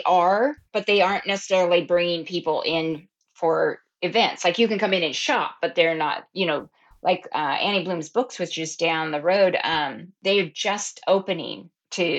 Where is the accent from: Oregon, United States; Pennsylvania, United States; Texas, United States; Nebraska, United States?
Oregon, United States; Oregon coast, United States; I grew up down at the Oregon coast